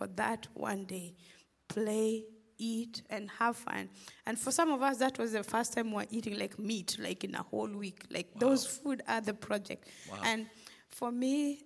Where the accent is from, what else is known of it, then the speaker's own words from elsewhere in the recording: Western Kenya, Kenya; now in Memphis, United States; I'm originally from Kenya. I grew up in a small village in western Kenya to parents who were subsistence farmers.